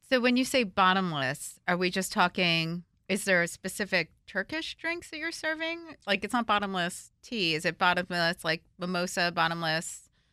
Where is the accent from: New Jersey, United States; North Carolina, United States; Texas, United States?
New Jersey, United States; northern; I'm from New Jersey, but I'm from the north part of New Jersey